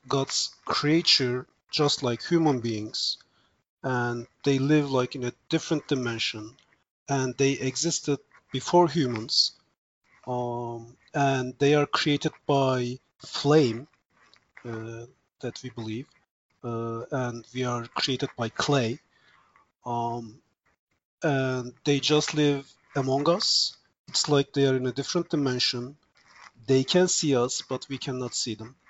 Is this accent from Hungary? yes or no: no; Turkey; first language Turkish; English is a second language; also born or lived in Boston, United States; now in Virginia, United States; I'm originally from Turkey